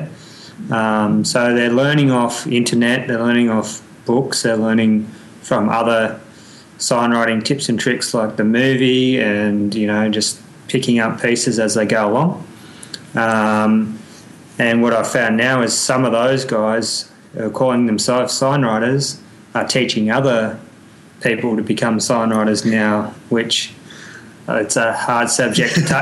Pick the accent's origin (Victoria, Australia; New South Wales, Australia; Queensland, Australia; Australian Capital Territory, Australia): New South Wales, Australia; Wollongong; moved away as an adult; now in Tasmania, Australia; from Wollongong originally, but moved to Tassie about 4 years ago, Tasmania.